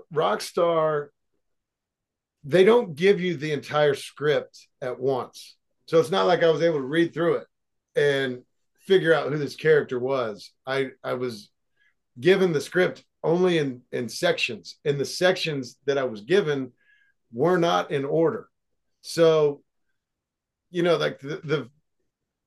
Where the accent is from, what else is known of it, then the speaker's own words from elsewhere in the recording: Seymour, Indiana, United States; moved away as an adult; also born or lived in Los Angeles; I live in my hometown, right, where I grew up, and it's a small town